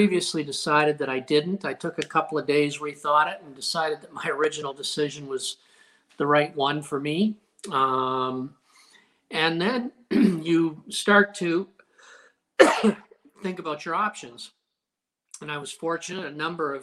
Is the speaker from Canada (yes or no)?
yes; Windsor, Ontario, Canada; I grew up near Roseland Golf Course